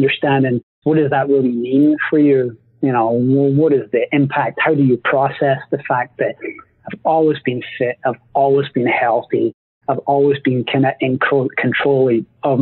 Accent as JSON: {"language": "English", "region": "Scotland", "country": "United Kingdom", "said": "I'm Scottish"}